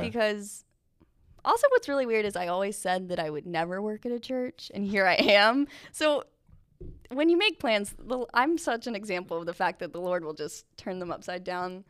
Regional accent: Asheville, North Carolina, United States; moved away; I am from Asheville, North Carolina

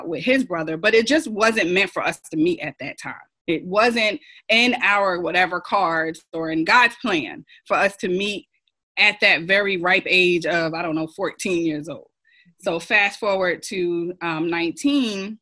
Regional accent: New Jersey, United States; moved away as an adult; now in Rock Hill, United States; I'm a transplant from New Jersey, born and raised

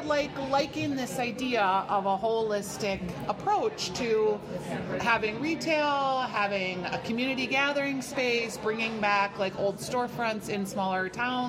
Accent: Bloomington, Minnesota, United States; born or raised there

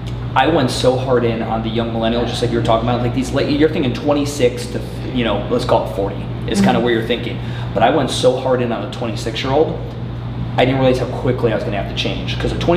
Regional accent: Cleveland, Ohio, United States; now in Charlotte, United States; I'm from Cleveland.

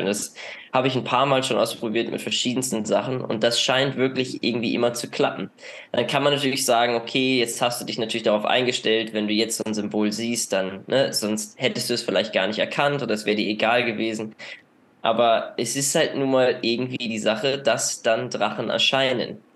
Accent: Northern Germany, Germany; moved away as an adult; ich komme ja aus dem, aus dem Norden Deutschlands

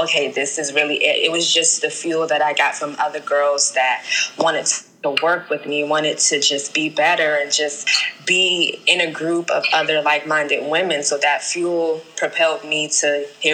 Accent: Prince George's County, Maryland, United States; also born or lived in Daytona Beach, Florida / New York City; now in Atlanta, United States; I am originally from Prince George's County, Maryland, by way of Daytona Beach, Florida, New York City, and currently Atlanta

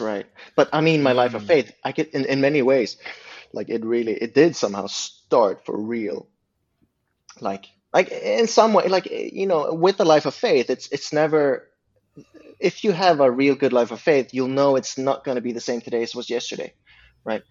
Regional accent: Uppsala, Uppsala County, Sweden; English is a second language; now in Stockholm, Sweden; I come from Uppsala, and I'm the youngest of six.

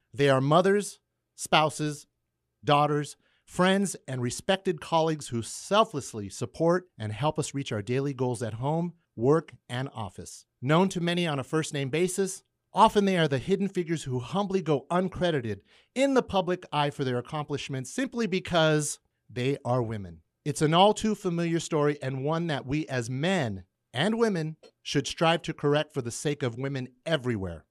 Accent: McFarland, California, United States; accent: Californian; growing up in McFarland

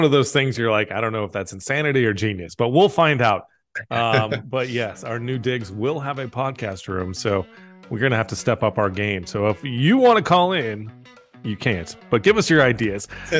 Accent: Tucson, Arizona, United States; born or raised there

